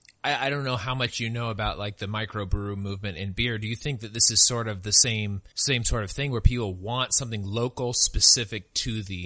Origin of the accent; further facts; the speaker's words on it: Northern California, United States; also born or lived in Sacramento, California; now in Texas, United States; growing up in Northern California